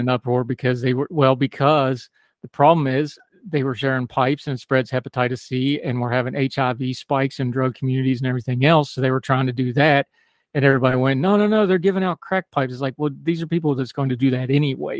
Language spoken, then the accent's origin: English; United States; also born or lived in Germany; I grew up in America